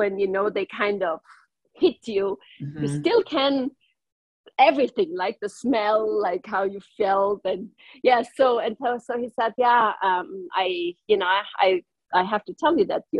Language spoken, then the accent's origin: English; northern Italy, Italy; first language German; English is a second language; moved away as an adult; also born or lived in Switzerland / Brazil; now in United States; My native language is German because I come from the very northern part of Italy, where there is a part where we speak three different languages and also German.